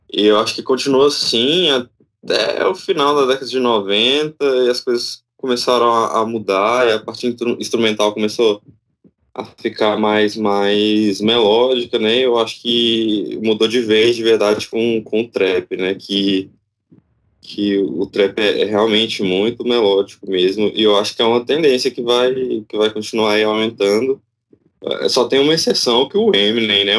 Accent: Tocantins, Brazil; eu sou do Tocantins

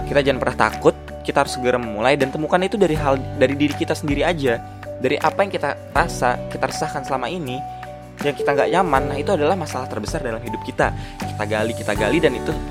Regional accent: Depok, West Java, Indonesia; Oh ya gue dari Depok, asal gue ya seperti tadi gue bilang

